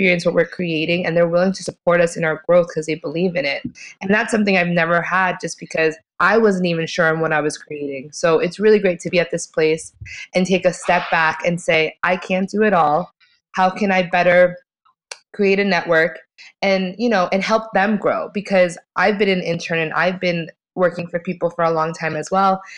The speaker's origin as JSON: {"language": "English", "area": "Long Island", "region": "New York", "country": "United States", "said": "I'm from New York originally, from Long Island."}